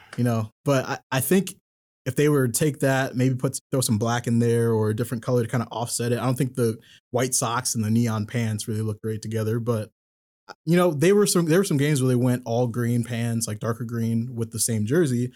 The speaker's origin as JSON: {"language": "English", "town": "Aurora", "region": "Illinois", "country": "United States", "tie": "born or raised there", "also_born_or_lived": "Chicago", "moved": "yes", "said": "grew up out in Aurora"}